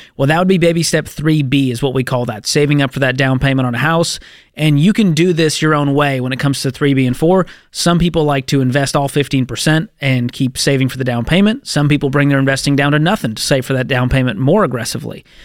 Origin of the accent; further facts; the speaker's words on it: Boston, Massachusetts, United States; my hometown of Boston, Massachusetts